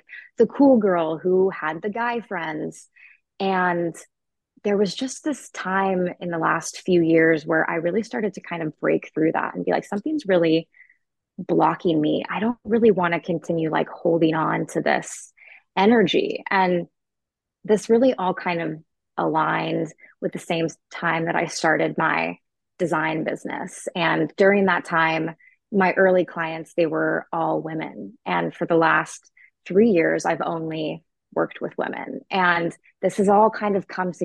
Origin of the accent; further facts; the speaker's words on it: Maple Valley, Washington, United States; moved away as an adult; now in Scottsdale, United States; I was raised in the suburbs outside of Seattle in a small town called Maple Valley